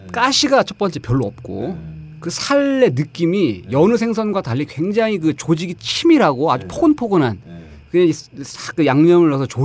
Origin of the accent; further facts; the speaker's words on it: Daejeon, South Korea; 전 아, 대전인데 아, 이제 어머니 아버지가 다 네. 내륙 충청 네. 어머니 공주분이시라서